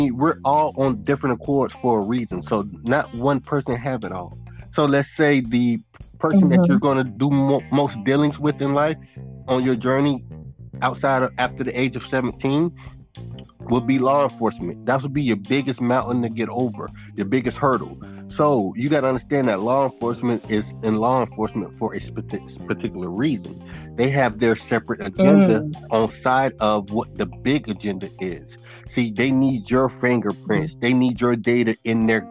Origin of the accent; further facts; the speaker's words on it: Naples, Florida, United States; also born or lived in Immokalee, Florida; Originally, I was born in Naples, Florida, N-A-P-L-E-S, Naples, Florida